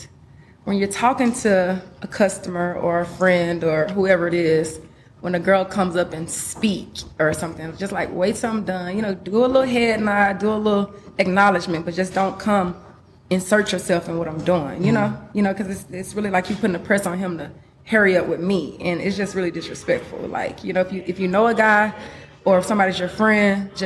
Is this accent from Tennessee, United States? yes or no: yes; Memphis, Tennessee, United States; where I'm from, Memphis